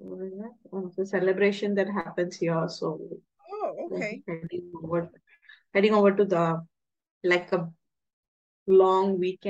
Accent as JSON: {"language": "English", "country": "India", "said": "So I'm from India, so it's like around 10:30 over here."}